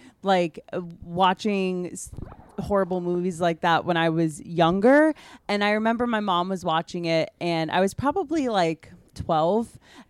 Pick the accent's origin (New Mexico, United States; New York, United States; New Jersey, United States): New Jersey, United States; I'm from New Jersey